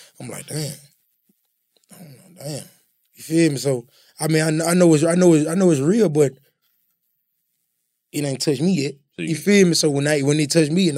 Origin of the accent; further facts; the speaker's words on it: Tallulah, Louisiana, United States; moved away; also born or lived in Memphis, Tennessee; I'm from Louisiana, but I moved to Memphis